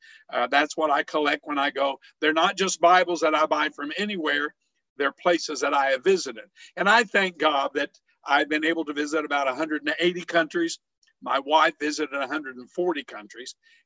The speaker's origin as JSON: {"language": "English", "town": "Herrin", "region": "Illinois", "country": "United States", "moved": "yes", "said": "I am originally from Southern Illinois, a little town called Heron, Illinois. And this is an area that is coal mining country."}